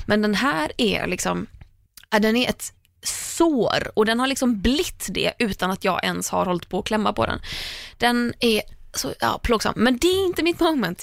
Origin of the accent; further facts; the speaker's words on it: Landvetter, Västra Götaland, Sweden; från Landvetter, där jag är uppvuxen